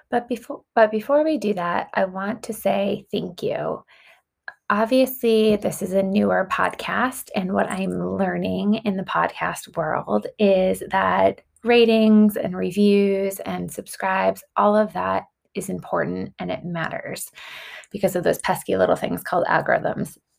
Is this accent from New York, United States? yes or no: yes; Long Island, New York, United States; I grew up on Long Island